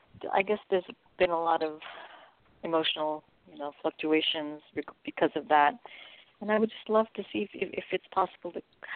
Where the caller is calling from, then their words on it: California, United States; calling from California.